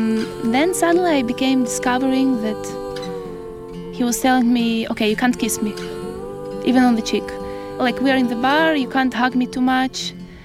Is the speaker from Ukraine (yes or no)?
yes; Ukraine; now in Israel; I have to say, yeah, I'm from Ukraine, to invent all these fake stories, to remember what was back in Ukraine.